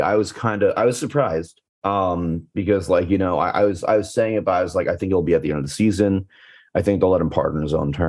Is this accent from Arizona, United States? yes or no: no; New York, United States; growing up in New York